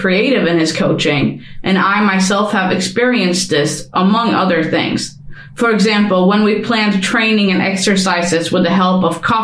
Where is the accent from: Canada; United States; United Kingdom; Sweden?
Sweden; Uppsala, Uppsala County; it's also my hometown